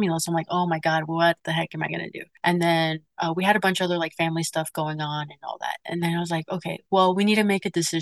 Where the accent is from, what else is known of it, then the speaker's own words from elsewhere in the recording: Arizona, United States; I grew up in Arizona